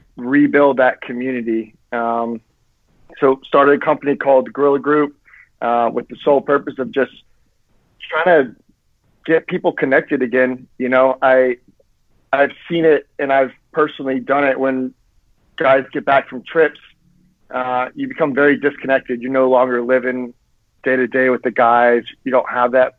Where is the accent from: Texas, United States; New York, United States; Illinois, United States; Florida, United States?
Florida, United States; I was born and raised in Florida